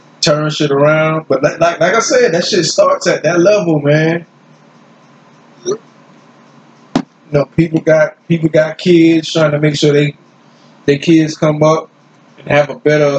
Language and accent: English; United States; I'm from the United States